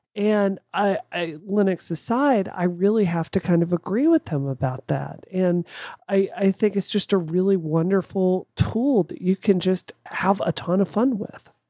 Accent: Mississippi, United States; growing up in Mississippi

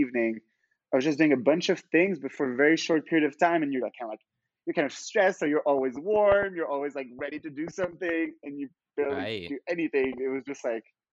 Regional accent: Monaco; I'm from Monaco

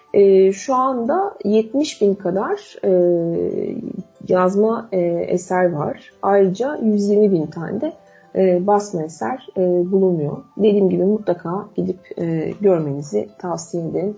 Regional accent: Istanbul, Turkey; ben de doğma büyüme İstanbullu

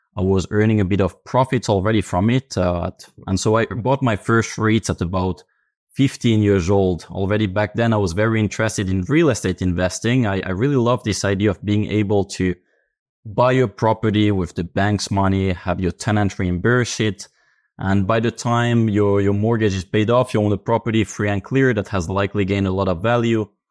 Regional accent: Finland; I come from Finland.

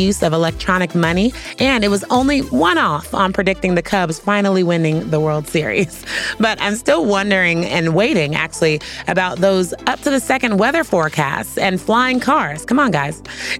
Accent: San Francisco, California, United States; I'm from San Francisco.

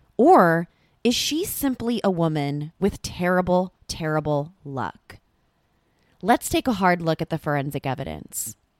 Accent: Southern California, United States; I grew up in Southern California

